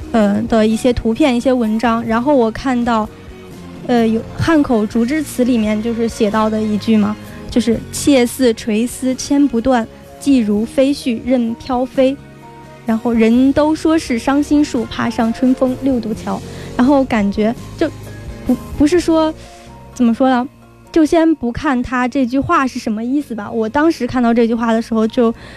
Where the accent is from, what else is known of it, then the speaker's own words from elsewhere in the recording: Tangshan, Hebei, China; moved away as an adult; now in Wuhan, China; 我是来自河北唐山的，但是现在在 武汉上大学的一个大学生